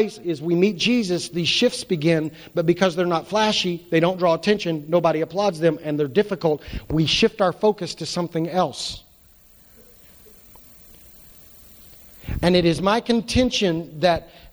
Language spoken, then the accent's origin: English; United States; we're American Christians